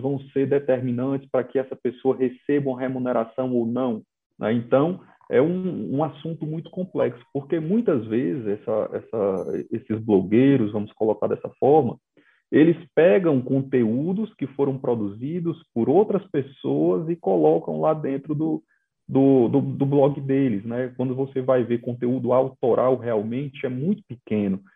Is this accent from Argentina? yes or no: no; Ceará, Brazil; moved away; lá no meu estado de origem, o Ceará